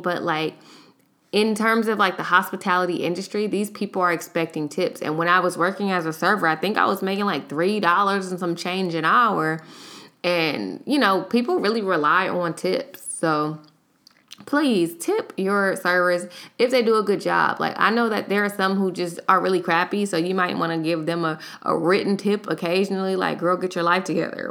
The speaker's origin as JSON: {"language": "English", "town": "Los Angeles", "region": "California", "country": "United States", "moved": "yes", "lives_now": "Houston, United States", "said": "I live in Houston, but I am from Los Angeles, so I took a trip home"}